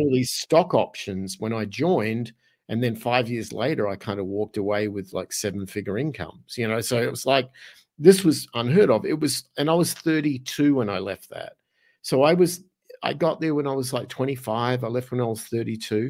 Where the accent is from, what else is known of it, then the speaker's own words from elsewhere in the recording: Australia; moved away as an adult; also born or lived in Los Angeles / Arizona; now in San Miguel de Allende, Mexico; my accent kind of gives it away, 'cause originally I'm from Australia.